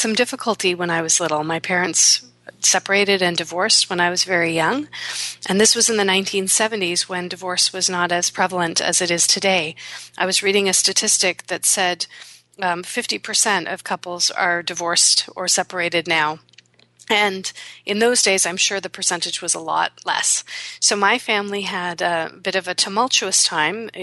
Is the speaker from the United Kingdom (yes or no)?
no; Canada; my parents were born in India, and then they came to Canada, and I was born here